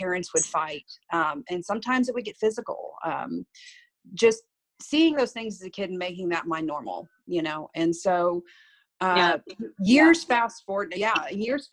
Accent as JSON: {"language": "English", "area": "Victoria County", "region": "Texas", "country": "United States", "tie": "born or raised there", "said": "I was raised pretty much in Victoria County"}